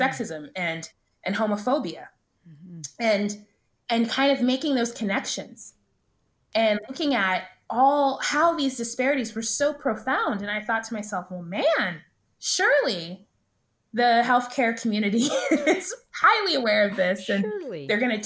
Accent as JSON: {"language": "English", "town": "Dallas", "region": "Texas", "country": "United States", "tie": "born or raised there", "said": "I grew up in Dallas"}